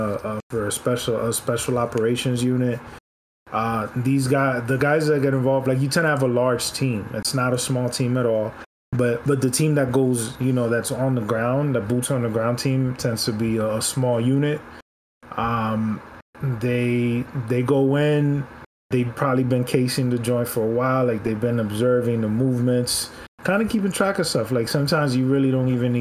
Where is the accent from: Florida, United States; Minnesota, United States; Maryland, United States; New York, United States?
Florida, United States; Miami; Miami's my hometown